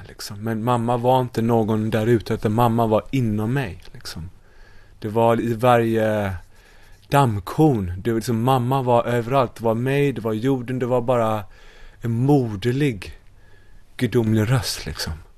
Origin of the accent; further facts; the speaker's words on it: Sweden; moved away as an adult; also born or lived in United States / Bali; jag var ju svensk